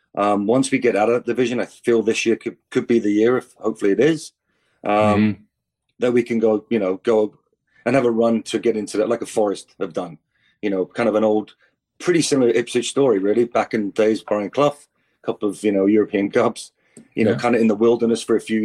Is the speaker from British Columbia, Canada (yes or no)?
yes; New Westminster, British Columbia, Canada; also born or lived in England; know, obviously youth soccer in New West, and then went to Coquitlam. Because I went back to England as a British player